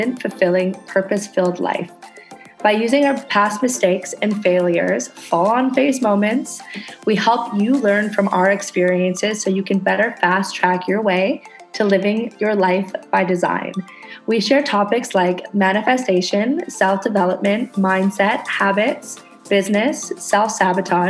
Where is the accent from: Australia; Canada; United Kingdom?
Canada; now in Indonesia; I'm a Canadian girl living on a tiny ass tropical island in Indonesia.